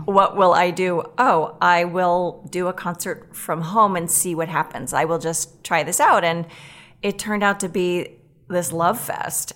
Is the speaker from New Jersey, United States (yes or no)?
no; Boston, Massachusetts, United States; moved away as an adult; also born or lived in Weston, Massachusetts / Los Angeles / New York; now in Minneapolis, United States; grew up in Weston till, till junior high